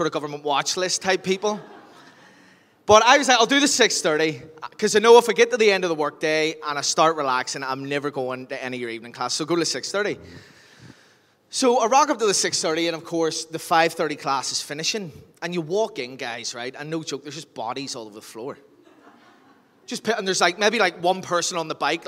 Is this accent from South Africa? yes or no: no; Lisburn, Northern Ireland, United Kingdom; moved away as an adult; also born or lived in Australia / London; I'm originally from Lisburn